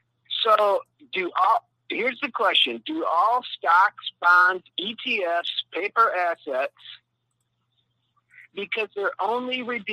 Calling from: Mexico; Mike, this is the coolest white dude in Yashkabah, Mexico.

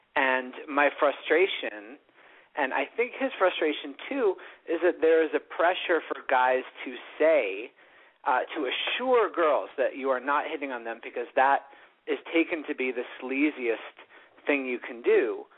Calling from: Los Angeles, California, United States; I'm calling from Hollywood.

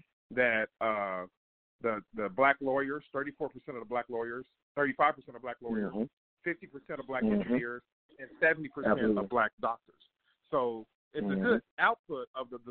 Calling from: Kansas City, Missouri, United States; I'm calling from Kansas City, Missouri

